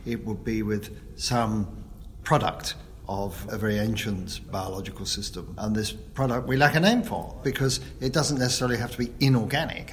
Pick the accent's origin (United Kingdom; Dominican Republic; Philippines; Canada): United Kingdom; London; when I was growing up in London in the 50s and 60s